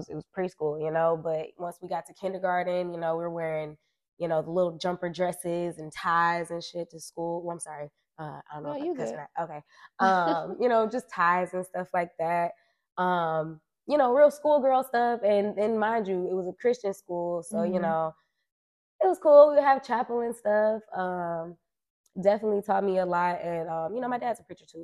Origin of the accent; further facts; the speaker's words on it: Detroit, Michigan, United States; also born or lived in Pontiac, Michigan; I was born in Pontiac, but definitely raised my whole life in Detroit.